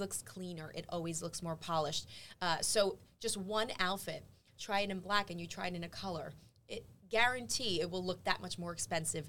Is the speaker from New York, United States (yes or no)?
yes; New York, United States; as a New Yorker